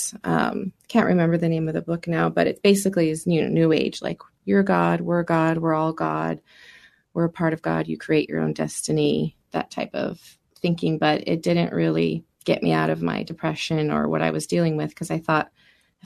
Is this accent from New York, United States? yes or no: no; Turlock, California, United States; I was born in 1983 in Turlock, California, which is the Central Valley